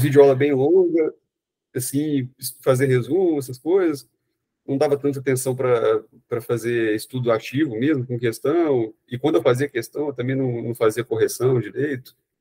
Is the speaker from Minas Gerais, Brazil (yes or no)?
yes; Belo Horizonte, Minas Gerais, Brazil; eu sou de Belo Horizonte